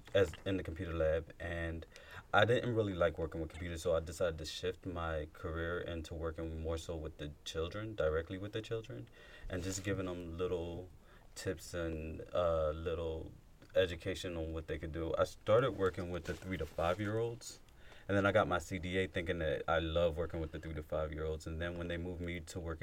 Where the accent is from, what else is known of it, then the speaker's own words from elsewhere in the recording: Philadelphia, Pennsylvania, United States; I come from that background growing up in North Philly, Hunting Park, West Philly, the bottom and all that.